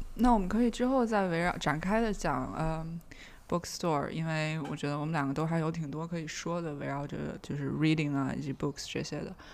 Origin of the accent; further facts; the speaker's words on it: Beijing, China; Beijing 是我长大的地方